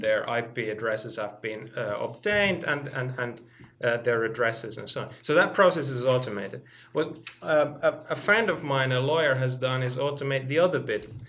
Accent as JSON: {"language": "English", "country": "Finland", "moved": "as an adult", "lives_now": "Oxford, United Kingdom", "said": "I'm from Finland"}